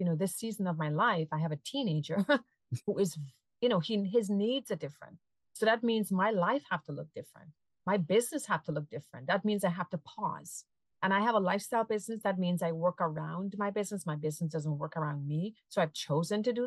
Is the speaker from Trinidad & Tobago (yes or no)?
yes; Trinidad & Tobago; now in Massachusetts, United States; I'm a transplant from Trinidad and Tobago, a sunny Caribbean island, and I live in Massachusetts